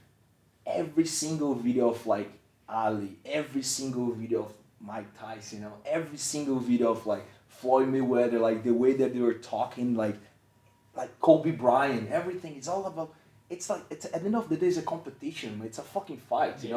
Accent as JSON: {"language": "English", "country": "Brazil", "said": "I'm from Brazil"}